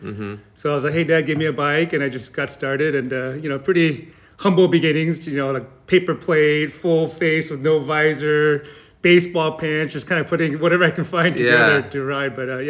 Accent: Santa Clarita, California, United States; also born or lived in Korea; now in Irvine, United States; I grew up in Canyon Country, which is a division of Santa Clarita Valley.

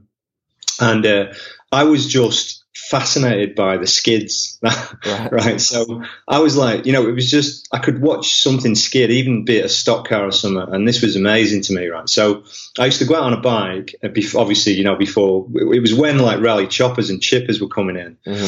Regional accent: Wigan, North West England, United Kingdom; moved away as an adult; also born or lived in Manchester; now in Australia; I was born in Wivenchoor in Manchester, and sort of grew up around the north of England, you know. So I ended up being close by to Wigan

